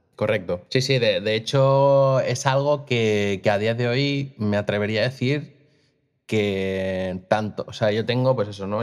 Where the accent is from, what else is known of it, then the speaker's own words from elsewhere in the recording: Costa Brava, Catalonia, Spain; moved away as an adult; now in Vic, Spain; yo no soy de Vic, yo soy de la Costa Brava y me vine a Vic a probar suerte con mi vida